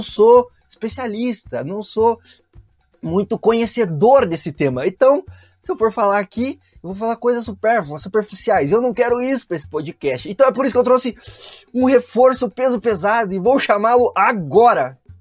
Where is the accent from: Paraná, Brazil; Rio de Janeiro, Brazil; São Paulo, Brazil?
Paraná, Brazil; Curitiba; Eu cresci aqui no sul do país, né? Então eu cresci aqui em Curitiba